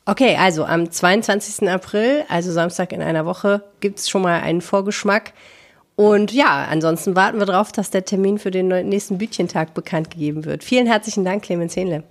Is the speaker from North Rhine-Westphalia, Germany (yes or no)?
no; Hamburg, Germany; now in Düsseldorf, Germany; Ich bin ja Hamburger sozialisiert, bei mir heißt das Kiosk